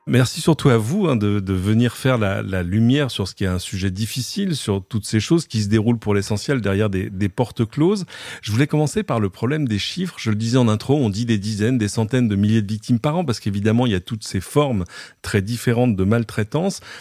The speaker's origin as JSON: {"language": "French", "country": "France", "said": "chez nous en France"}